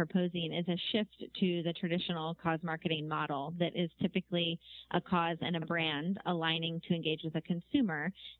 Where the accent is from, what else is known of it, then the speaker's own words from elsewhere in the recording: New York, United States; I'm learning as a New Yorker, the commute takes place with your phone a lot.